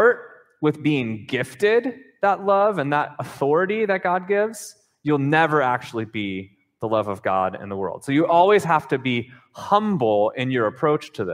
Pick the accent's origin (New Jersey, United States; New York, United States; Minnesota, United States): Minnesota, United States; moved away as an adult; also born or lived in North Carolina; I grew up in Minnesota